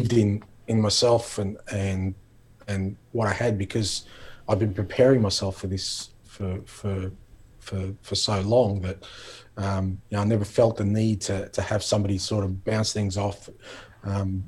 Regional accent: Melbourne, Victoria, Australia; growing up in Australia, particularly growing up in Melbourne

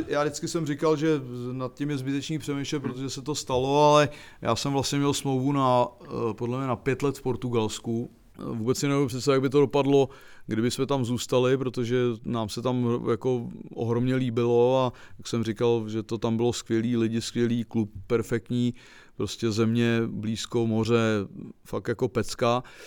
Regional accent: Czechia; also born or lived in Prague / Plzeň; Já jsem byl Čech

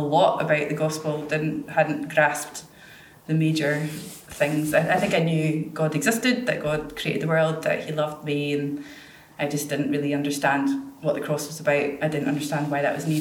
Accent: Inverness, Scotland, United Kingdom; I was born in Inverness.

